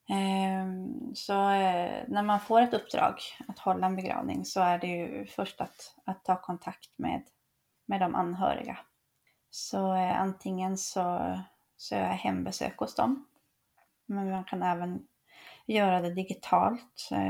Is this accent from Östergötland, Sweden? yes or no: no; Piteå, Norrbotten County, Sweden; jag kommer från, från Pite, ehm, så på den tiden så var det där uppe i Piteå